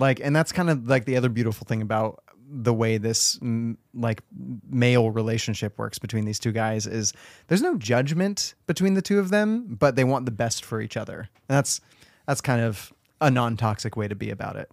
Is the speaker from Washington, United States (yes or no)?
yes; Washington, United States; also born or lived in California; I moved to Washington as well from California